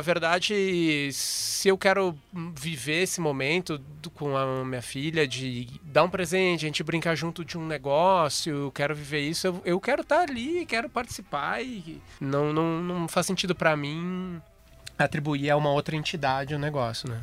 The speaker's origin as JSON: {"language": "Portuguese", "town": "Charqueadas", "region": "Rio Grande do Sul", "country": "Brazil", "said": "Lá de onde eu venho, lá em Charqueadas"}